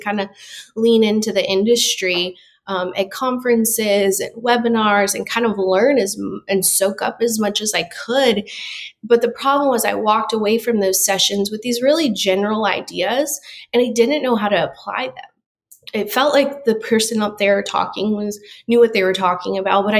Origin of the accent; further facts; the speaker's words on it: Rockford, Illinois, United States; moved away as an adult; also born or lived in Chicago, Illinois; now in Gulf Shores, United States; I'm originally from Rockford, Illinois, which is a suburb right outside of Chicago, born and raised there.